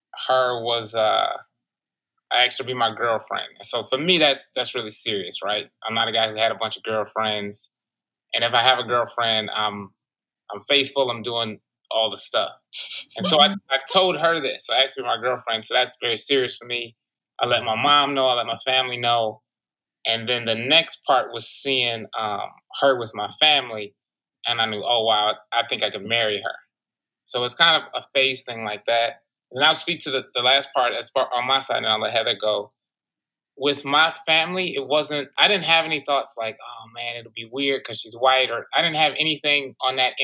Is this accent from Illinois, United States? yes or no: no; Highland Park, Michigan, United States; moved away as an adult; also born or lived in Detroit, Michigan; now in Washington, DC, United States; I was born in Detroit, Michigan, from Highland Park, Michigan, up until I was 18. Then I moved out here